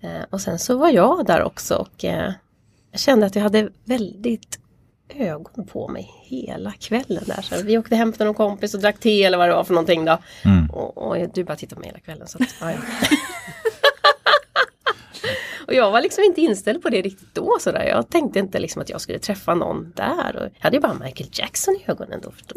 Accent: Stockholm, Stockholm County, Sweden; also born or lived in Uppsala; now in Sollentuna, Sweden; jag är uppvuxen i Stockholm också så att eh, eh, ja, Stockholm har jag liksom alltid bott

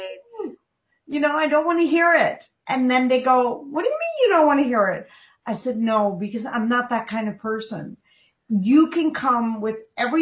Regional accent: Pakistan; I was born in Pakistan, and I was born as a Muslim baby

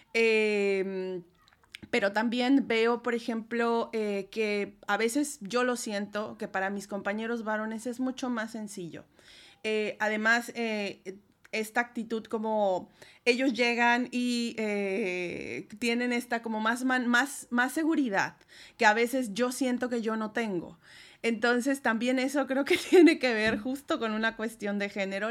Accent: Puebla, Mexico; moved away as an adult; also born or lived in Spain; now in Poland; tuve que salir de México para hacer mis estancias postdoctorales

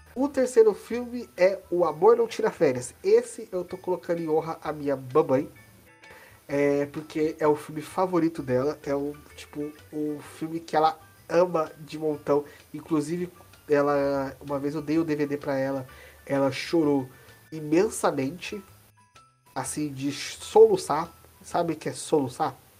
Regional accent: Brazil; a gente é brasileiro, ou como eu, eu estava citando antes de começar esse podcast, latino-americano

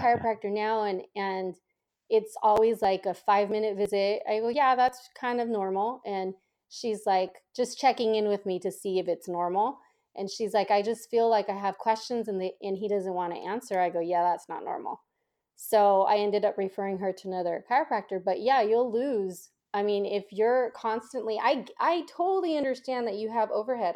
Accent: San Jose, California, United States; I was born and raised in Silicon Valley, so specifically San Jose

